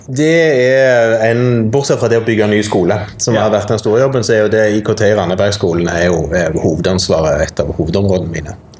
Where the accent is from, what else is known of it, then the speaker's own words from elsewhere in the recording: Sandnes, Rogaland, Norway; now in Stavanger, Norway; jeg er jo sånn sett født og oppvokst i Sandnes, nabokommunen her